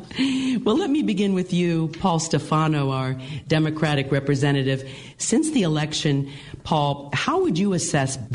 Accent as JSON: {"language": "English", "town": "New Castle", "region": "Pennsylvania", "country": "United States", "tie": "born or raised there", "moved": "yes", "said": "return to my hometown of Newcastle, Pennsylvania"}